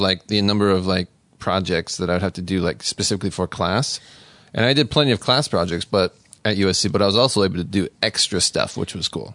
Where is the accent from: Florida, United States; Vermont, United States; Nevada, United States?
Nevada, United States; Las Vegas; moved away as an adult; I grew up in Las Vegas